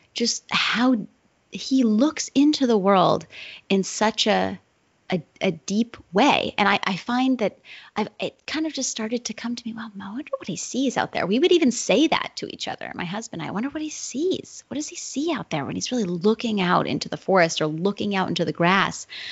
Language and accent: English; Wilton, New Hampshire, United States; moved away as an adult; I moved back to my hometown, which is Wilton, New Hampshire.